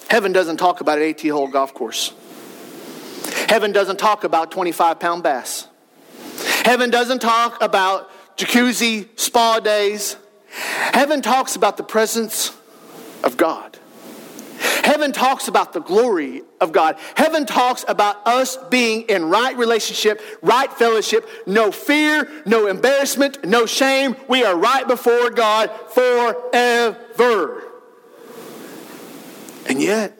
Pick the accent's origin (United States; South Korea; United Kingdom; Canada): United States; Wellston; moved away as an adult; growing up in Wellston, leaving Wellston for a season of life, coming back